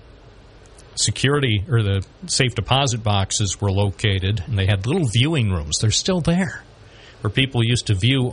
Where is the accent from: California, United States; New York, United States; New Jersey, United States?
New York, United States; Binghamton; a journalist here in my hometown of Binghamton